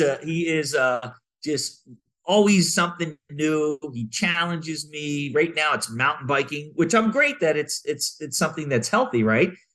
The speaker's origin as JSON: {"language": "English", "region": "Maryland", "country": "United States", "tie": "born or raised there", "moved": "yes", "lives_now": "Southern California, United States", "said": "I grew up in Maryland"}